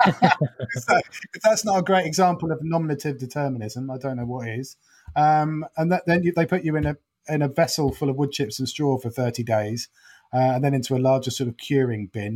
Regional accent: Norfolk, East of England, United Kingdom; now in London, United Kingdom; I'm from Norfolk and live in London.

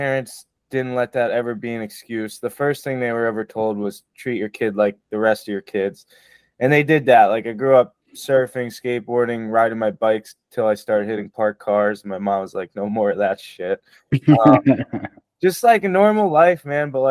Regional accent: Spring Lake, New Jersey, United States; I grew up in Spring Lake, New Jersey, little beach town

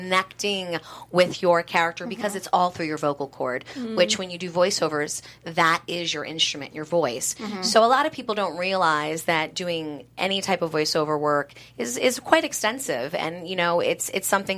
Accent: New York City, New York, United States; now in California, United States; I'm born and raised in Manhattan, but been out here in California

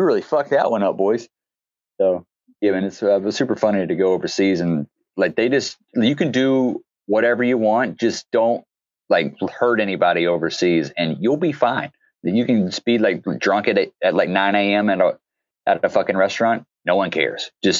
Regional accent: the South, United States; because I grew up in the South

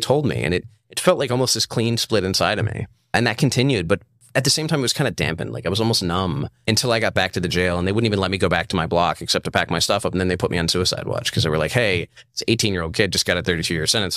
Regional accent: Charlottesville, Virginia, United States; I'm from Charlottesville, Virginia.

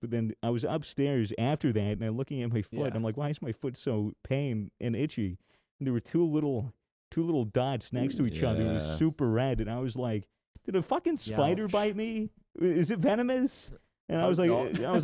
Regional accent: United States; As an American

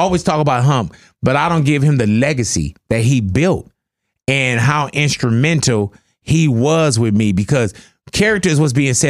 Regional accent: Los Angeles, California, United States; we're from Los Angeles.

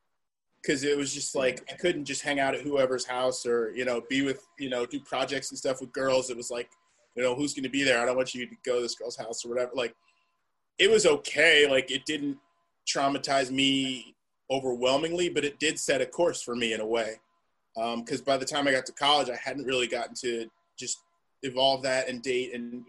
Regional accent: New Jersey, United States; born there; I was born in New Jersey.

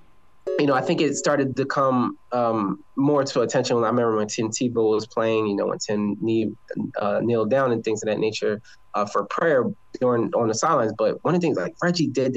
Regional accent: New Jersey, United States; I grew up in South Jersey, about 25 minutes away from Philadelphia

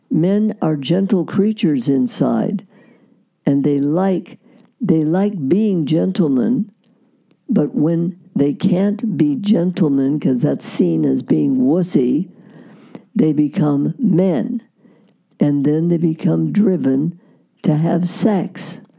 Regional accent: Iowa, United States; born there; now in California, United States; No, I was born in Iowa. Iowa. Okay, but you went to Cal State. We came out here. We moved out here from mm. Iowa

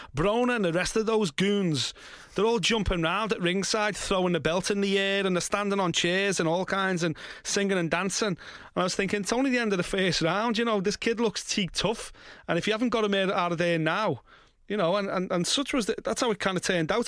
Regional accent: United Kingdom; as British fight fans

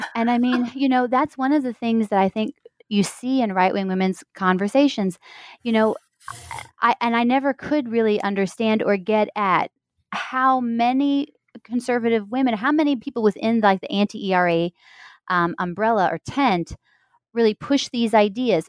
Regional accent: Missouri, United States; moved away; also born or lived in Indiana; I am a Midwesterner. I'm from Missouri

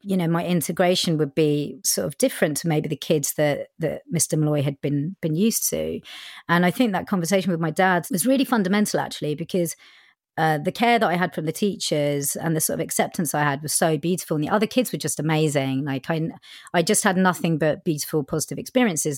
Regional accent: Winchester, South East England, United Kingdom; born or raised there; first language Punjabi; English is a second language; also born or lived in Southall, London

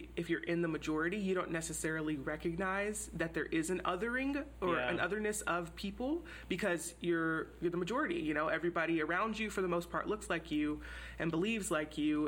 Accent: Houston, Texas, United States; moved away; I grew up in Houston, which is a super diverse city. It's definitely the most diverse city in Texas

